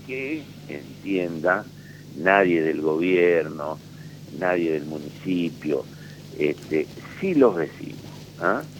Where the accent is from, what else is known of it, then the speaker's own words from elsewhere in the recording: Paraná, Entre Ríos, Argentina; somos vecinos de Paraná